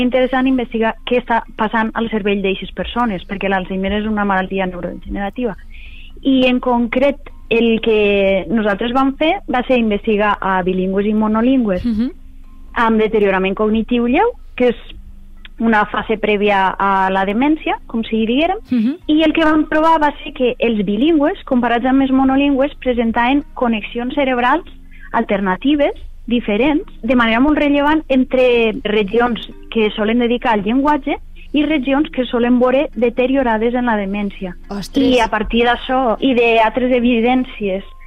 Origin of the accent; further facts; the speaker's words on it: Castelló de la Plana, Valencian Community, Spain; moved away as an adult; now in York, United Kingdom; Jo soc nascuda a Castelló de la Plana i he viscut tota, tota la vida allí